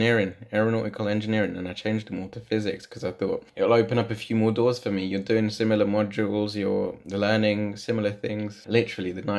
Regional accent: Leicester, East Midlands, United Kingdom; Born and bred in Leicester. Grew up in a small terraced house.

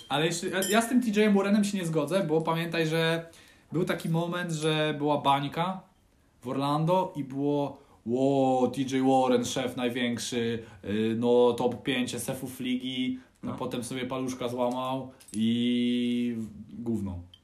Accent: Puławy, Lublin Voivodeship, Poland; ja się wychowywałem w Puławach.

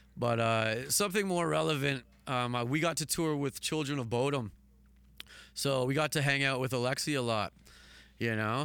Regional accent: Hamilton, Ontario, Canada; I'm still in the same place

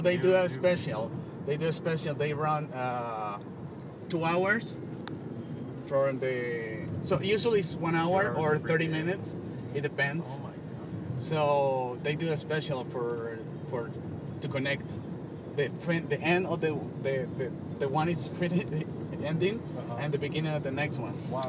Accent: Colombia; English is a second language; moved away as an adult; now in United States; I was losing my English because I'm from Colombia. I moved here to learn English

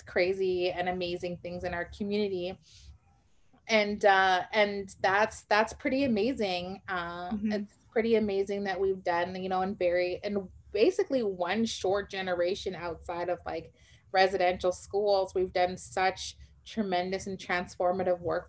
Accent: Winnipeg, Manitoba, Canada; I grew up here in Winnipeg, Manitoba, which is Treaty One territory, and, you know, born and raised

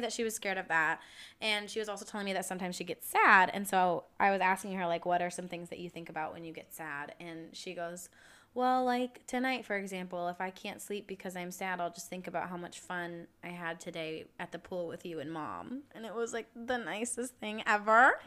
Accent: United States

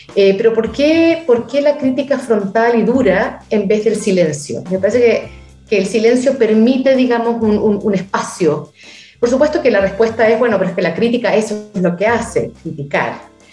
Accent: Chile; moved away; Yo nunca siento que me fui de Chile.

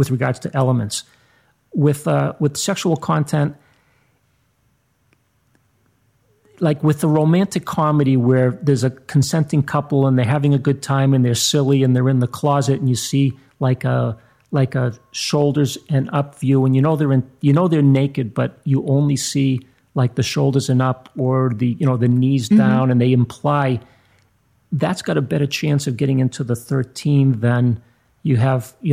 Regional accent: Boston, Massachusetts, United States; I come from Boston, just like you

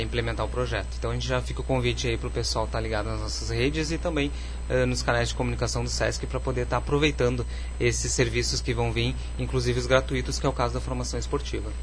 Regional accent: Bagé, Rio Grande do Sul, Brazil; moved away as an adult; also born or lived in Porto Alegre / Frederico Westphalen; now in Carazinho, Brazil; eu sou natural de Bagé, do sul do estado, mas já saí da minha terra natal já há uns 20 anos

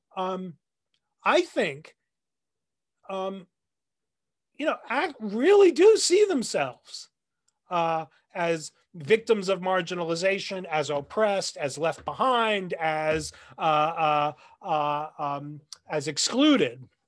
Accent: New Jersey, United States; now in Nashville, United States; I grew up in the Northeast, uh, around New York, in New Jersey.

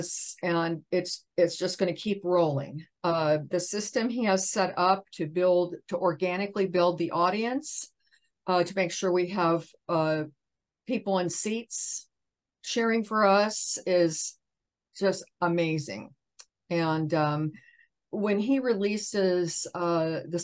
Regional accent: Indiana, United States; now in Los Angeles, United States; I'm from Indiana

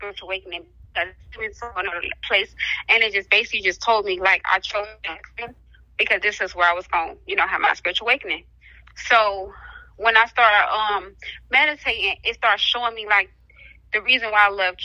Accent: Detroit, Michigan, United States; now in Jackson, United States; I'm originally from Detroit, Michigan

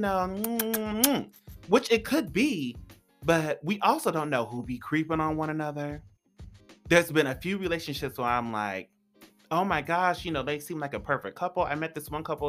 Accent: California, United States; now in Los Angeles, United States; I'm from California. So I come to LA all the time. I used to live an hour and a half.

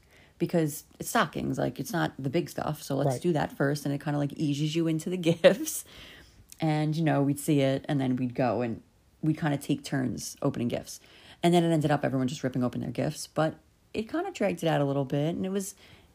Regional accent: New York City, New York, United States; I grew up in Staten Island, New York, celebrating Christmas like the other thousands of Italian Catholics that grew up on Staten Island

